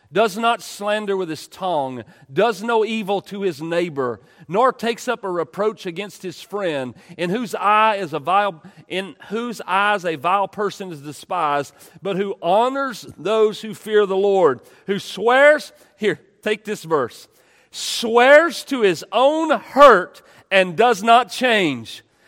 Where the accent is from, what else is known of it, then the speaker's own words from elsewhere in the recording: East Texas, United States; I grew up in East Texas